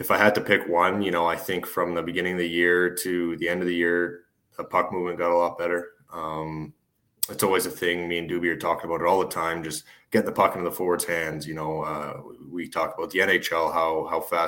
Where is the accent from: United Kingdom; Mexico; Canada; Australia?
Canada; Calgary, Alberta; also born or lived in Seattle; my hometown there